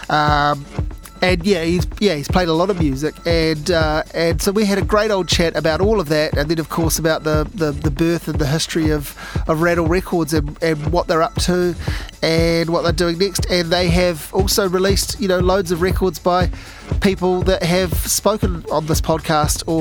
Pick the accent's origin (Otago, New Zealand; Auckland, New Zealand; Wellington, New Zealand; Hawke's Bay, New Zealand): Otago, New Zealand; Dunedin; Dunedin. Came from Dunedin.